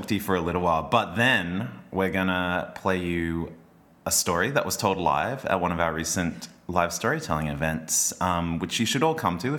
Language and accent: English; Logan, Queensland, Australia; I grew up in Logan.